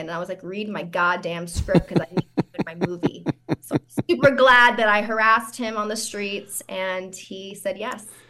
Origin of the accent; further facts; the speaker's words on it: San Francisco, California, United States; I'm from San Francisco, but I grew up in the Richmond district.